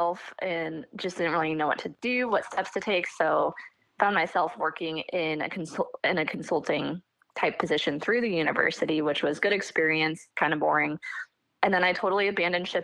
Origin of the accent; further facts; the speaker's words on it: Seattle, Washington, United States; I grew up near Seattle, Washington. I still live in Washington